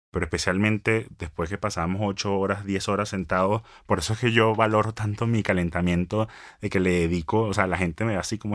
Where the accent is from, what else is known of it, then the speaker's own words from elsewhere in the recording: Venezuela; moved away as an adult; also born or lived in Kansas, United States / Los Angeles, United States; Soy venezolano, hablo inglés